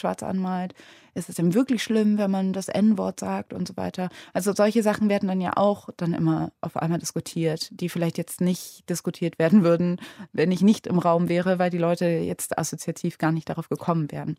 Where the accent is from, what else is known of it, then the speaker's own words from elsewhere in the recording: Cologne, North Rhine-Westphalia, Germany; ich bin ja in Köln aufgewachsen